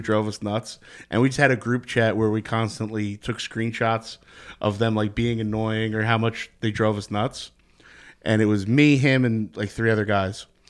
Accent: Secaucus, New Jersey, United States; I grew up in Seacogg's, New Jersey. I'm right over the Hudson River.

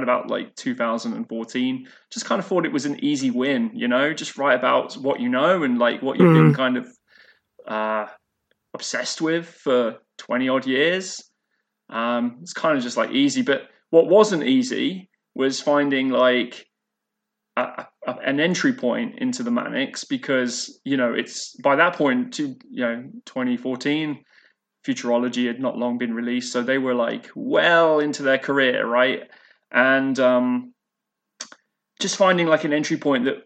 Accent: Leicester, East Midlands, United Kingdom; moved away as an adult; now in Kingston, Canada; So I grew up in Leicester, in East Midlands. So I lived there from being born all the way up until the age of 31 when I moved to Canada

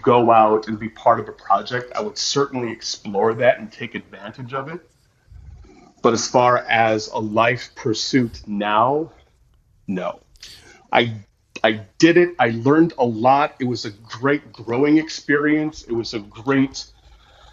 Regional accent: Fremont, Ohio, United States; also born or lived in Toledo, Ohio / Los Angeles, California; I was born in Fremont, Ohio. I went to Fremont Ross

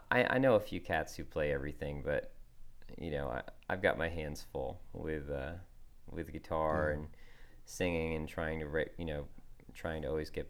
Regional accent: Northeast, United States; I grew up in the Northeast

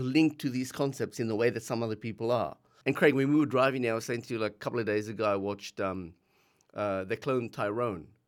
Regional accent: South Africa; now in Australia; we grew up in South Africa, um, just bef-, a few years before the end of apartheid, we left South Africa, came to Australia

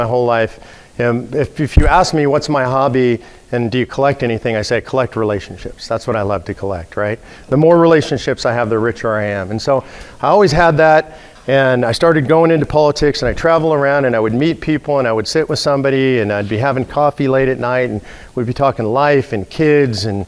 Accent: Los Angeles, California, United States; moved away as an adult; also born or lived in San Diego; now in Texas, United States; I was raised in Los Angeles, California

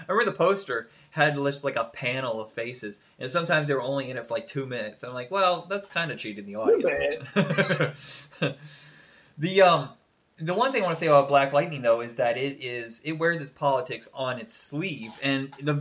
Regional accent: Fort Wayne, Indiana, United States; also born or lived in Huntington, Indiana; I grew up in Fort Wayne, And then when I was 13, we got sick and tired of renting a place. We moved to Huntington

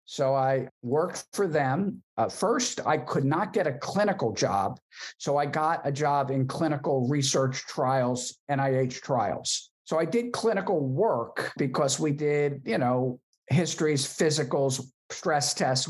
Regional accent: Philadelphia, Pennsylvania, United States; born and raised in Philadelphia and went to PA school there

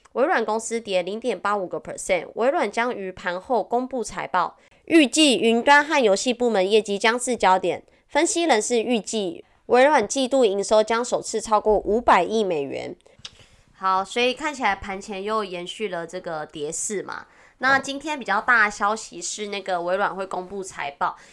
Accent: Wanggong, Changhua County, Taiwan; accent: Taiwanese Mandarin; 我的家乡在王宫

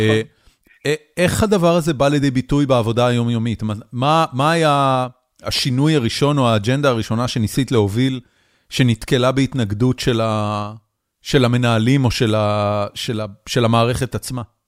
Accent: Haifa, Haifa District, Israel; moved away as an adult; גדלנו ביחד בחיפה, שני רחובות אחד ליד השני

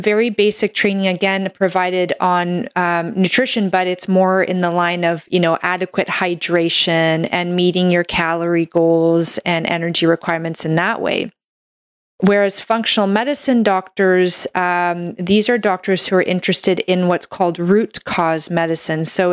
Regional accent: Canada; I'm a Canadian medical doctor

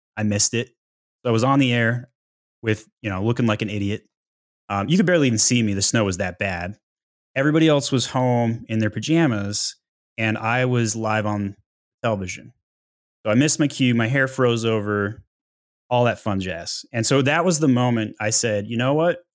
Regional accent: Utah, United States; now in Atlanta, United States; I grew up in Utah, uh, Weber State Wildcats

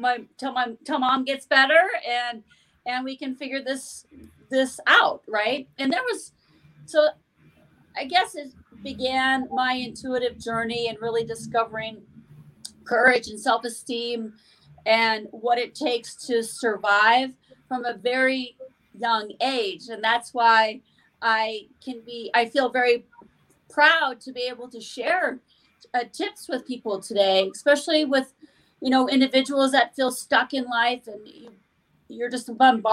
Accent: Montana, United States; I grew up in Montana, a small town in Montana, where I lived on a farm

